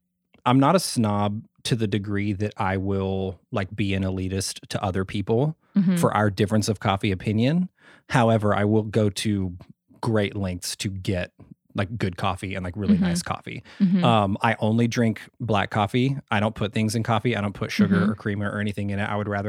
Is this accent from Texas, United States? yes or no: yes; Sherman, Texas, United States; born there; I'm in a really small town in like North Texas where I was born. I was born in Sherman, Texas.